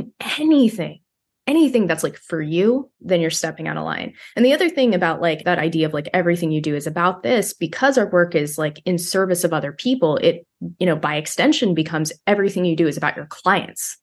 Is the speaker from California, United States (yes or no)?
yes; Bakersfield, California, United States; my hometown of Bakersfield